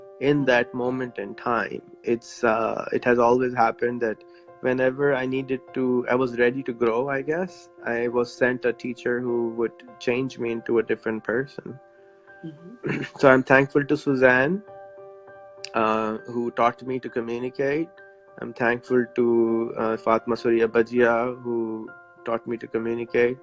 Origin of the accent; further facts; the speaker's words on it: Pakistan; I'm from Pakistan.